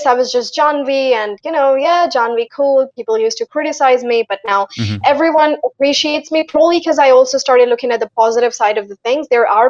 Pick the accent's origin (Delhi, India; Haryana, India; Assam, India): Haryana, India; I'm not from America. I am from Haryana